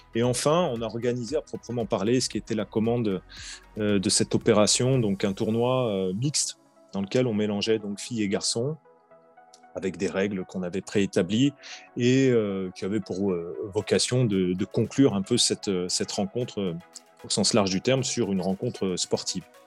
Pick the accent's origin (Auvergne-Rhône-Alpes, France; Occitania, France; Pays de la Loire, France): Auvergne-Rhône-Alpes, France; Vienne; moved away as an adult; now in Lyon, France; Je suis originaire euh, de Vienne, au sud de Lyon. Euh, j'ai grandi jusqu'à 18 ans.